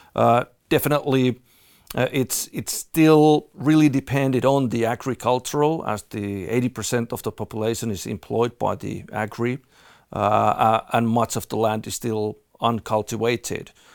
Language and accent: English; Finland; moved away; I'm originally from Finland